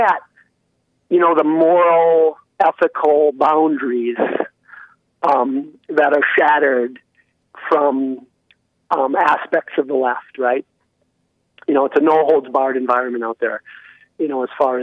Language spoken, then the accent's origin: English; Minnesota, United States; Yeah, that's my home state. That's where I was born.